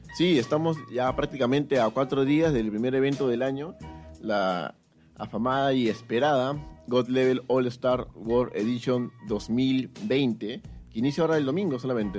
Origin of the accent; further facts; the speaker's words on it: Peru; como peruanos queremos que nuestros representantes eh, hagan un papel